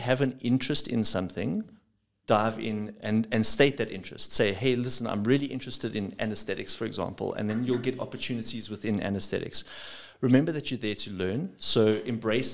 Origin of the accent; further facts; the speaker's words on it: South Africa; I'm a South African, not a South Afrikaans